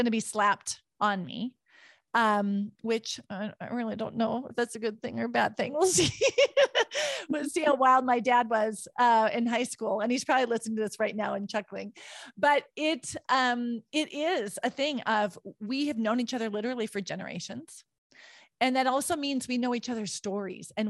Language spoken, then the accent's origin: English; Williston, North Dakota, United States; the community I grew up in Williston, North Dakota.